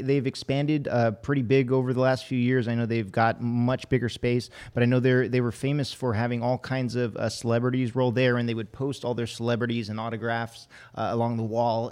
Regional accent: Hawaii, United States; moved away; I was born and raised in Hawaii

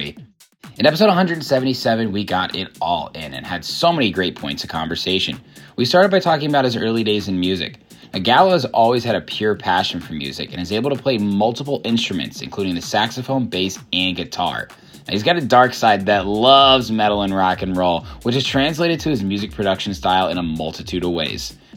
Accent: Indiana, United States; now in Chicago, United States; I grew up in Indiana

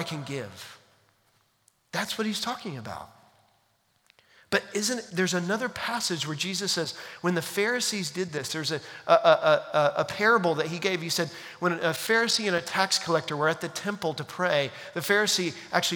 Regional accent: United States; we as American 21st century Christians

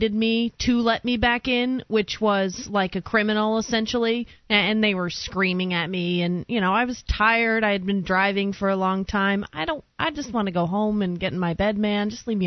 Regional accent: New York, United States; I was born in New York

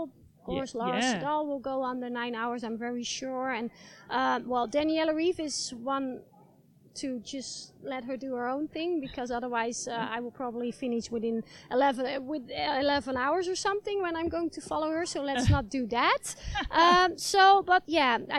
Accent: Netherlands; in the Netherlands, in my home country.

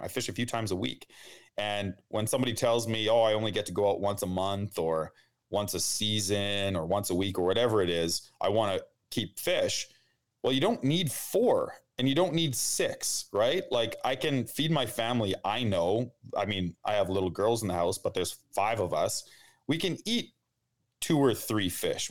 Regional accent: outside of Winnipeg, Manitoba, Canada; I grew up outside of Winnipeg in the country

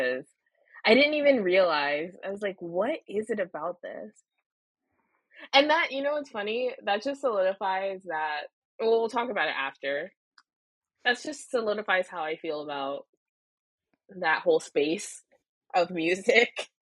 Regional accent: Florida, United States; moved away; I grew up in Florida

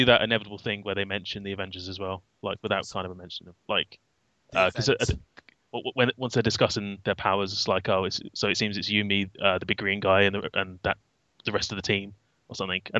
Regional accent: United Kingdom; as a British person

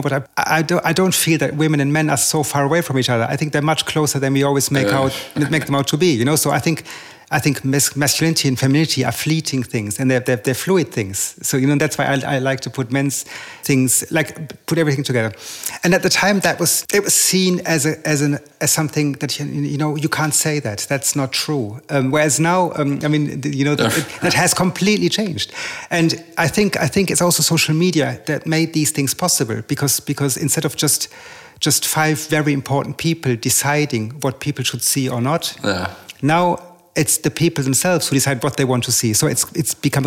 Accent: Germany; also born or lived in England; now in Paris, France; I was born in Germany, I studied in England, I live in Paris

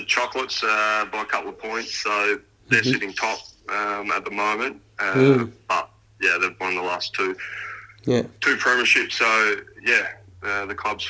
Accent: Port Lincoln, South Australia, Australia; moved away; I hail from Port Lincoln.

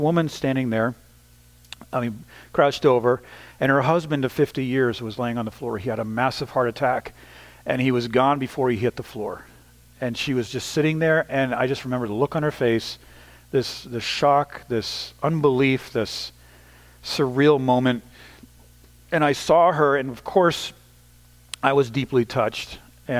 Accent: the Northeast of the United States, United States; moved away; also born or lived in Ukraine; the kind of culture I grew up in the Northeast of the United States

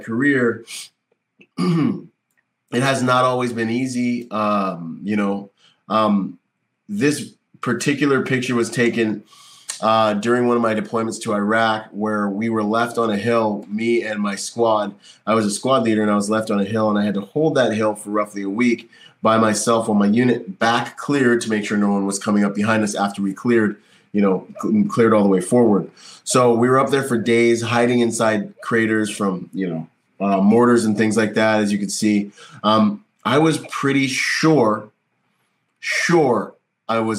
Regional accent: Bahamas; also born or lived in Florida; now in California, United States; I'm from the Bahamas

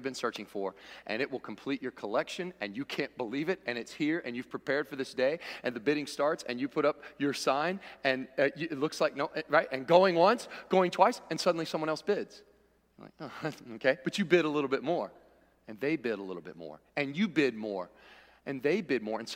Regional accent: Cincinnati, Ohio, United States; I was born in Cincinnati

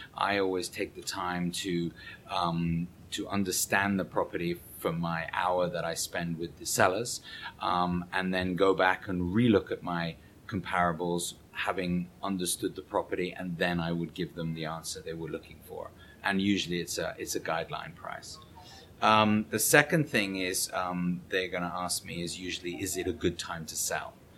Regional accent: England, United Kingdom; moved away as an adult; now in New York, United States; being an Englishman

